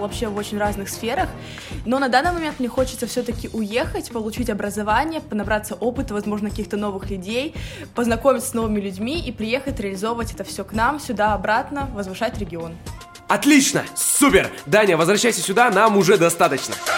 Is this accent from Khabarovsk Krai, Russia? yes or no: yes; Khabarovsk Krai, Russia; мне очень нравится Хабаровск, наш регион